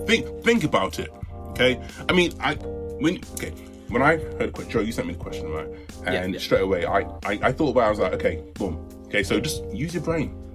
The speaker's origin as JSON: {"language": "English", "country": "United Kingdom", "said": "Listen, I like my status as a British"}